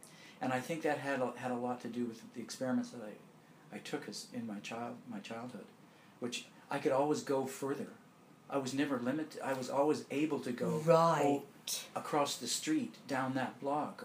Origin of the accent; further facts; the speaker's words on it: Victoria, British Columbia, Canada; also born or lived in Glasgow, Scotland; I immigrated to Victoria on Vancouver Island when I was 2 years old.